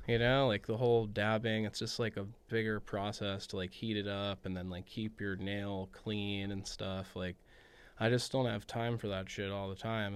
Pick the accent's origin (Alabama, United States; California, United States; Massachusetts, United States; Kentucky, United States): California, United States; Los Angeles; growing up in the San Fernando Valley, like, the heart of weed